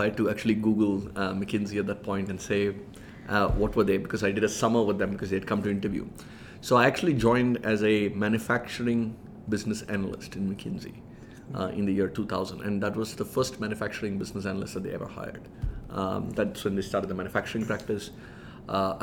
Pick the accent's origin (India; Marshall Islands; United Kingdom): India; Chennai, Tamil Nadu; moved away as an adult; also born or lived in Michigan; I grew up in Chennai, in Madras, as we used to call it at that point.